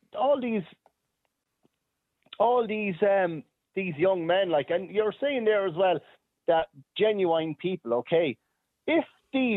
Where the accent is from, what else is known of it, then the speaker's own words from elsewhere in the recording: Waterford, Munster, Ireland; I'm from Waterford